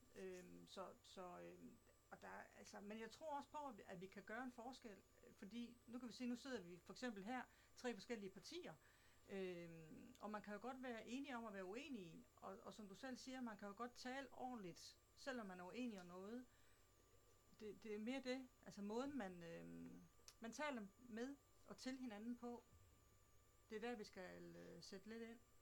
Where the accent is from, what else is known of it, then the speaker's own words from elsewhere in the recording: Southern Jutland, Southern Denmark, Denmark; accent: Southern Jutlandic; also born or lived in Slagelse Municipality; now in Slagelse, Denmark; Oprindeligt så kommer jeg fra Sønderjylland, men har boet her i kommunen de sidste 6-27